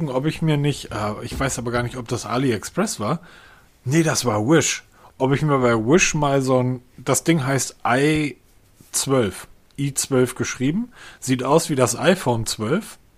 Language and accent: German; Northern Germany, Germany; Also ich bin ja Norddeutscher, wir machen einfach das Fenster